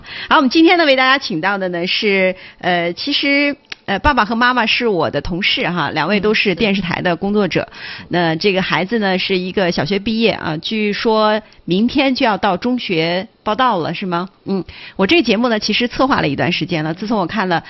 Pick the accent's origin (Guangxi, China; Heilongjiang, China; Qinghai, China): Qinghai, China; moved away; 其实我们家是青海的，